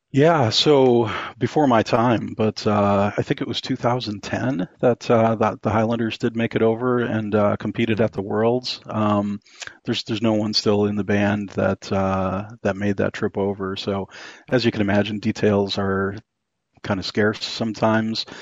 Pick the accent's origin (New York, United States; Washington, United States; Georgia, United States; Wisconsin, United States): Wisconsin, United States; moved away; I'm actually from Wisconsin originally, and uh, that's oh, that's the that's the dairy state here in the U.S.